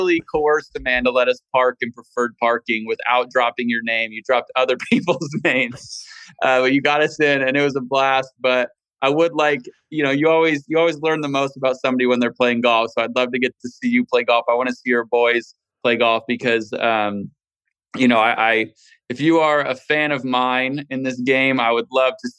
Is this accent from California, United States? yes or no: yes; Valencia, California, United States; born or raised there